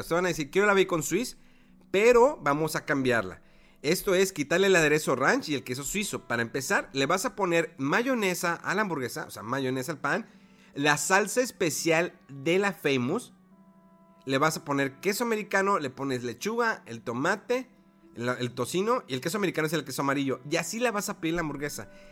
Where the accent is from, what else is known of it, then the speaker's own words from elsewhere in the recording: Monterrey, Nuevo León, Mexico; aquí en Monterrey